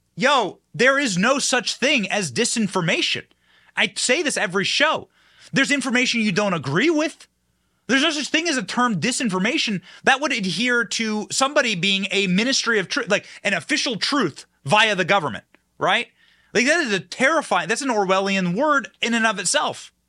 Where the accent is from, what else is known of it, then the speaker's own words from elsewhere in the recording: Iowa, United States; I was raised in Iowa